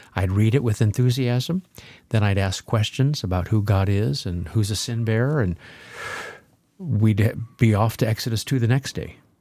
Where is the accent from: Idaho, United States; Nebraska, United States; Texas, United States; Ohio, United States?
Nebraska, United States; by my house growing up in Nebraska